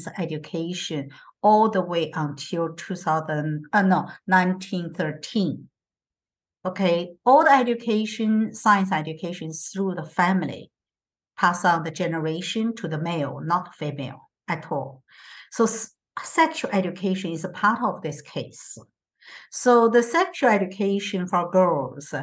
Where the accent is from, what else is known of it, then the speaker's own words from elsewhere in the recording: Beijing, China; moved away; my country, my people is not same as the place I grew up in Beijing, okay, in the bigger cities